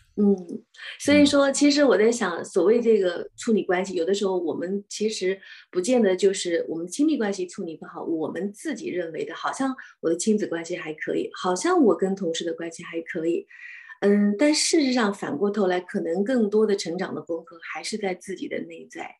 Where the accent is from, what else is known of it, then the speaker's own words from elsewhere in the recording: China; now in Australia; 我们中国人讲家丑不可外扬